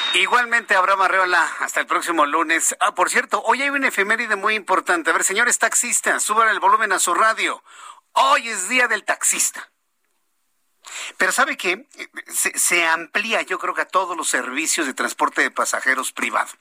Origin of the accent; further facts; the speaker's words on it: Mexico; ¿Qué estamos pagando como mexicanos?